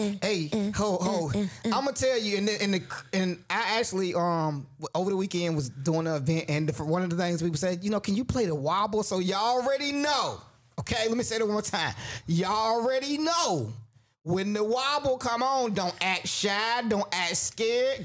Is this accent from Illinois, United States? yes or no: no; Garysburg, North Carolina, United States; I'm from Gearsburg